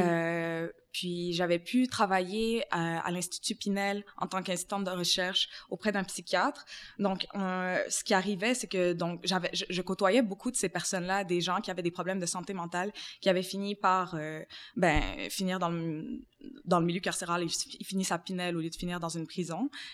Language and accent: French; Montreal, Quebec, Canada; j'ai grandi aussi dans le quartier de Montréal-Nord